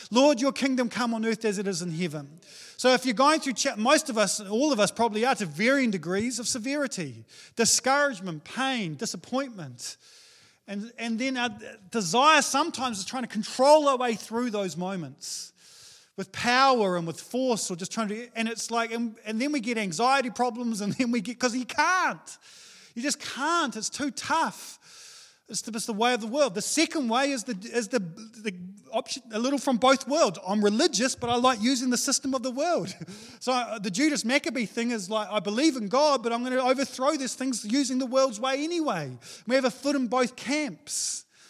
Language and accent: English; New Zealand; I'm a Kiwi male